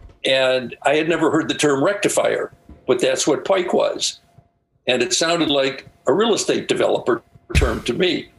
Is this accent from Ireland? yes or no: yes; Ireland; I'm Irish. So, you know, we figure that stuff out.